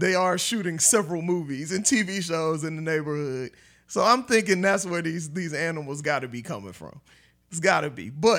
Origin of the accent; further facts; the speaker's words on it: Oakland, California, United States; Growing up in East Oakland, you know, I didn't know that I'd be a writer at all.